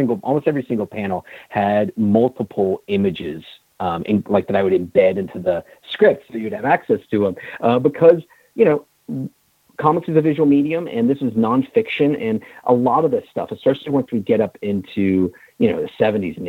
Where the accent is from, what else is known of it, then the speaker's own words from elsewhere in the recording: Richmond, Virginia, United States; I grew up in Richmond, Virginia